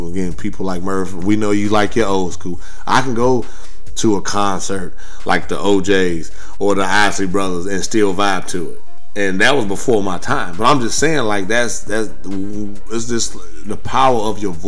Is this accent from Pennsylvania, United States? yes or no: no; Gary, Indiana, United States; moved away as an adult; now in Texas, United States; Born and raised in Gary, Indiana